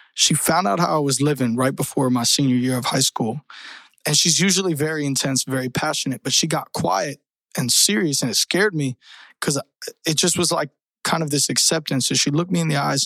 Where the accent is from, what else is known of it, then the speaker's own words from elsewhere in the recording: Tampa, Florida, United States; also born or lived in Colorado / Michigan; I grew up in Tampa, Florida. So shout out 813. That's where I lived most of my life